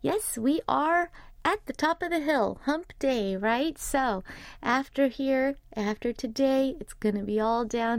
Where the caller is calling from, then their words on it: Indonesia; English is a second language; I am from Indonesia and finally back to my office after a long rest because I was sick.